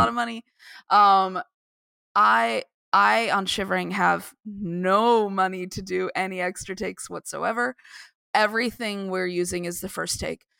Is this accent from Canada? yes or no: no; Tucson, Arizona, United States; moved away; I was from Arizona, I grew up in Tucson